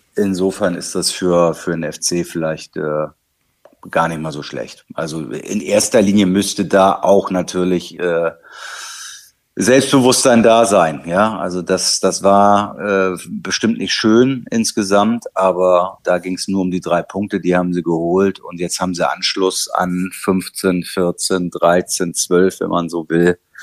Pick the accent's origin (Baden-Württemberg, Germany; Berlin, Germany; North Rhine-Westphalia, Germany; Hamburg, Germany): Hamburg, Germany; als Hamburger